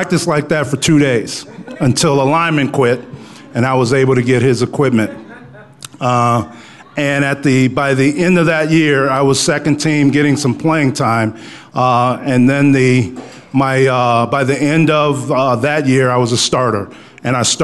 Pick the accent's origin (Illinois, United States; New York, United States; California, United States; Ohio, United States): Illinois, United States; Chicago; now in Aurora, United States; I grew up in Chicago on the south side. I grew up in Inglewood